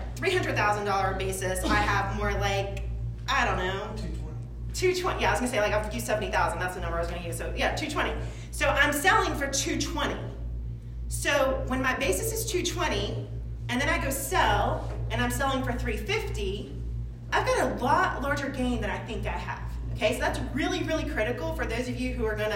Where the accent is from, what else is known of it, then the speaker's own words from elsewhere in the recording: Chapin, South Carolina, United States; I'm from Chapin and I know a lot of people in Chapin. I've been in Chapin since 1983. So I was a young girl, whatever. Whenever we moved here